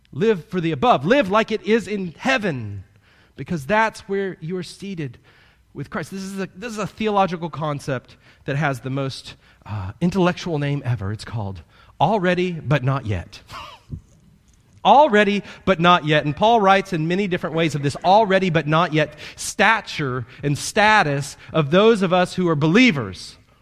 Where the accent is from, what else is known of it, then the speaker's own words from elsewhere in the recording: Kansas City, Missouri, United States; moved away as an adult; now in Florida, United States; I'm a Midwesterner, born in the Midwest, in Kansas City. I lived there until I was eighteen